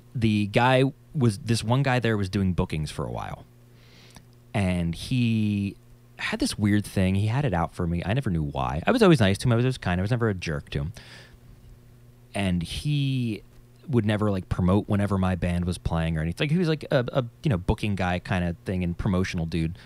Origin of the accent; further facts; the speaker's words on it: New Jersey, United States; I'm from New Jersey. if you couldn't tell by my accent.